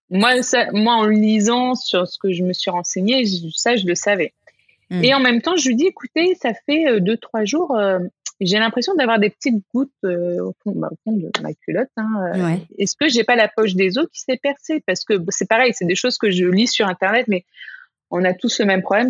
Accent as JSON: {"language": "French", "country": "France", "moved": "yes", "said": "je suis française"}